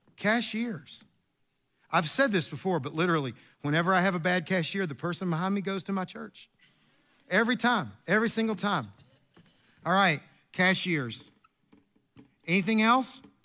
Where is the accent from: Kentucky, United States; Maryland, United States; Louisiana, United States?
Kentucky, United States; I am from Kentucky